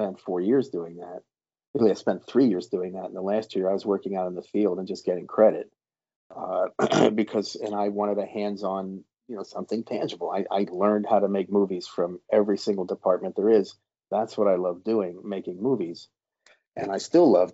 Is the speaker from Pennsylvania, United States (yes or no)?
yes; Harrisburg, Pennsylvania, United States; moved away as an adult; also born or lived in Boston; I came from Harrisburg